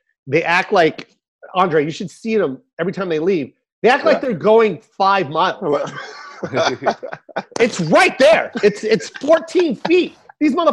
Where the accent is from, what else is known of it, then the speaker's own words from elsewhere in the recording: Tacoma, Washington, United States; I'm from Tacoma.